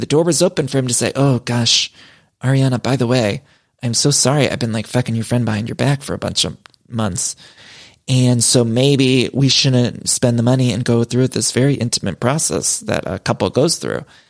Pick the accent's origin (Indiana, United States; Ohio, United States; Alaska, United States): Ohio, United States; As a fellow Ohioan myself